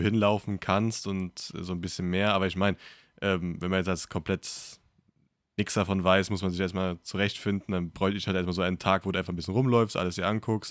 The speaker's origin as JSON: {"language": "German", "town": "Kaiserslautern", "region": "Rhineland-Palatinate", "country": "Germany", "tie": "born or raised there", "moved": "yes", "said": "meiner Heimatstadt, die damals bei mir in der Nähe war"}